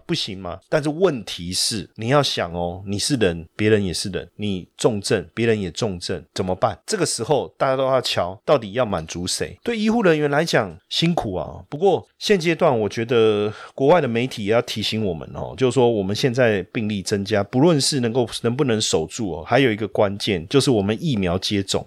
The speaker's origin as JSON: {"language": "Chinese", "country": "Taiwan", "said": "我们台湾人很可爱，很认真哦"}